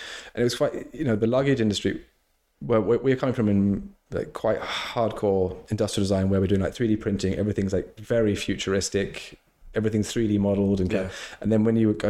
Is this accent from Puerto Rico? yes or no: no; England, United Kingdom; I was born in England.